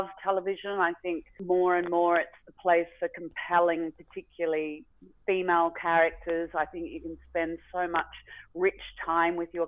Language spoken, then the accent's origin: English; Australia; I'd brought my family back to Australia